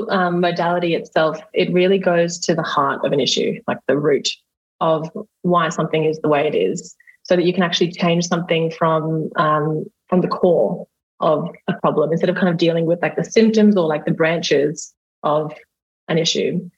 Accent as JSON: {"language": "English", "country": "Australia", "accent": "Australian", "said": "I'm a hypnotherapist and an RTT practitioner. And I'm Australian, as you can tell probably by my accent."}